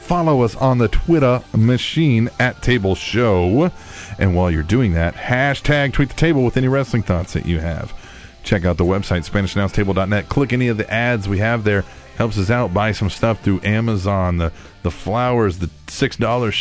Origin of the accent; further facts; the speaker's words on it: Manhattan, Kansas, United States; I was born in Manhattan, Kansas